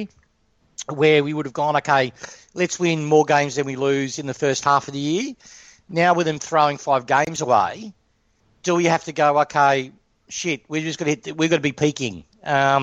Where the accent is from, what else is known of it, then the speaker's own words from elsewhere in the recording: Broadier, Victoria, Australia; I grew up in Broadier.